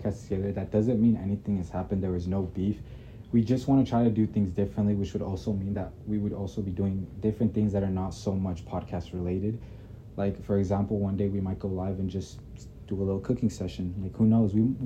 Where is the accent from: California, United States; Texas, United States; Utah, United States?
Utah, United States; Midvale; now in West Jordan, United States; I was born in Midvale, Utah. I recently moved to West Jordan